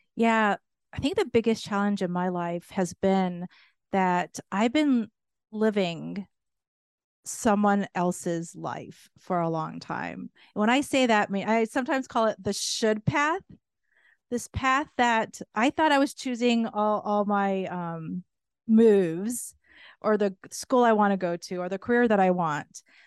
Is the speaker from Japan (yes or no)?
yes; Japan; moved away; also born or lived in United States / North America / Europe; being born and raised in Japan